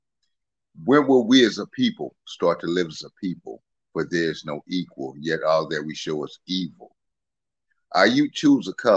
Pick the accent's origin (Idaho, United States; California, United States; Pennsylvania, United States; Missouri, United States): California, United States; Los Angeles; moved away as an adult; now in Port Arthur, United States; I'm from Los Angeles, California